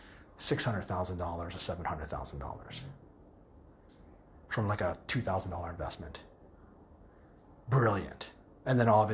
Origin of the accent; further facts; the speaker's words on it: United States; first language English; moved away as an adult; I was raised in the United States